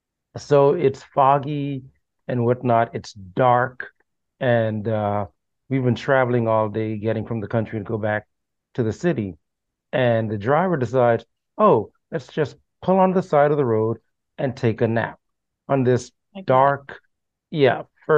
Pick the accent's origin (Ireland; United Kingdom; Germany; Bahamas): Bahamas; also born or lived in Jamaica; now in Florida, United States; I was born in the Bahamas, but I would visit Jamaica every summer